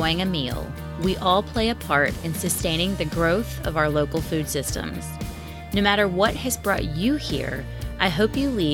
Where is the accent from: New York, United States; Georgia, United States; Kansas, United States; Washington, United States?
Georgia, United States; Atlanta; I come from Metro Atlanta